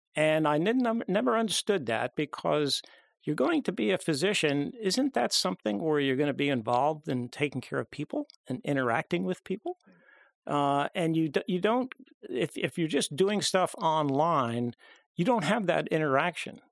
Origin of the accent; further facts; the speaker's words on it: Long Island, New York, United States; I grew up on Long Island